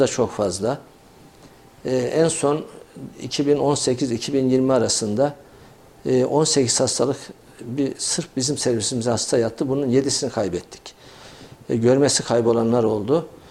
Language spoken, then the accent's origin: Turkish; Kayseri, Kayseri Province, Turkey